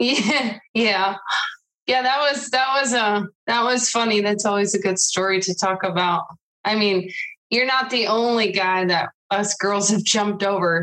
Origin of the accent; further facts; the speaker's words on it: Riverside, California, United States; I grew up in Riverside, California